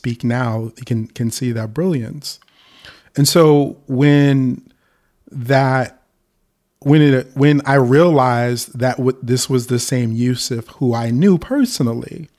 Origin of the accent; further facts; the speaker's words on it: New York City, New York, United States; we're both from Harlem. We went to the middle school, Manhattan East